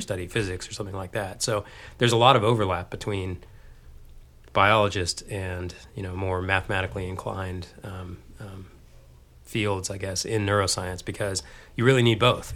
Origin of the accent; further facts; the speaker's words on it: Texas, United States; moved away as an adult; also born or lived in Dayton, Ohio / Austin, Texas; now in Boston, United States; growing up in Texas